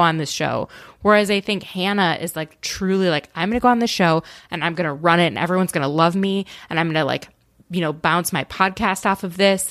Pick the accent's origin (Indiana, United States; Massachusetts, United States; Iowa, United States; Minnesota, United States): Minnesota, United States; I'm from Minnesota